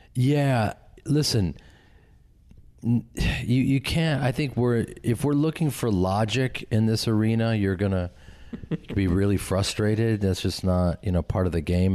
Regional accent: Chicago, Illinois, United States; moved away; I grew up with them in Chicago and started a theater company with them

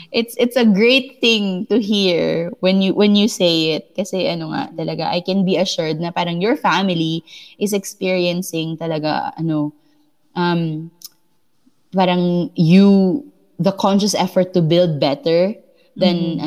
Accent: Philippines; us Filipinos

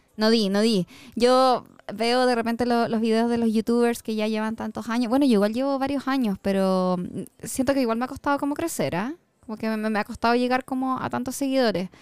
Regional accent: Santiago, Santiago Metropolitan Region, Chile; Siempre me quedo en Santiago. Me encanta, yo soy amante de Santiago. Me encanta mi ciudad.

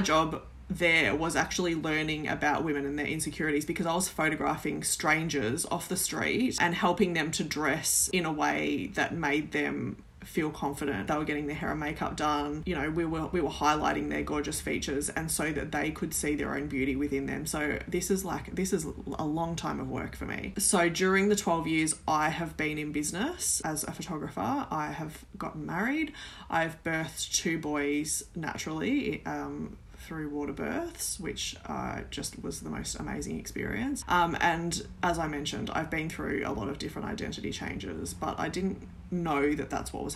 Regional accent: Mallacoota, Victoria, Australia; also born or lived in Melbourne, Yarra Valley; I grew up in a small coastal town called Mallacoota. We moved from Melbourne in the Yarra Valley

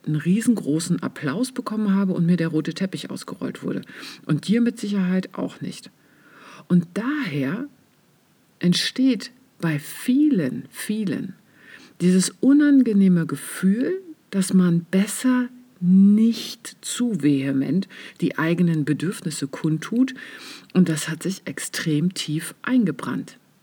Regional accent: East Germany, Germany; ich bin ja im Osten aufgewachsen

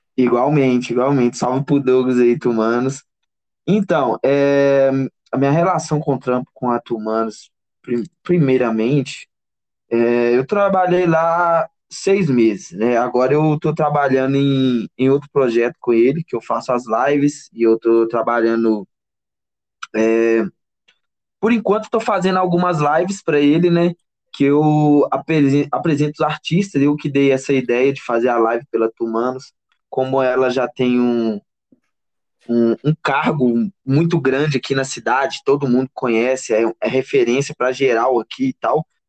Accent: Barcarena, Pará, Brazil; also born or lived in Belém / Belo Horizonte; now in Ouro Preto, Brazil; sou do Pará, de Barcarena. Estou é, morando em Ouro Preto já tem uns anos já

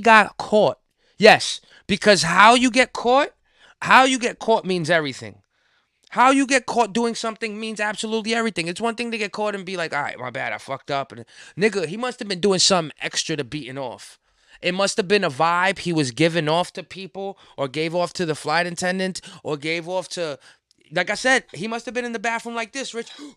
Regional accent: New York City, New York, United States; as a New Yorker

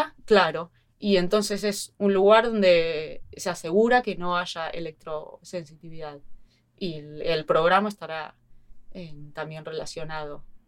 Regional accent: Mar del Plata, Buenos Aires Province, Argentina; moved away as an adult; also born or lived in Lahti, Finland; now in Helsinki, Finland; soy de Mar del Plata, Argentina

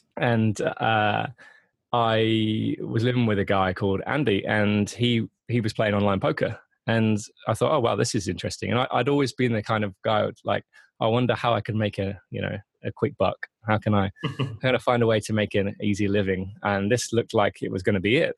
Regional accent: Grantham, East Midlands, United Kingdom; also born or lived in Netherlands / London; now in Leeds, United Kingdom; moved moved to England when I was three months old. I was born in the Netherlands, um, but I uh, yeah I've lived here pretty much my whole life. I used to live uh, in a place called Grantham near Nottingham

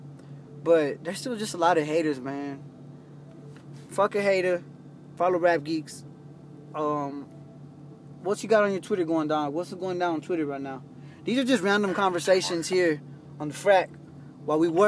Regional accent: Texas, United States; I'm a United States citizen. I grew up in Texas

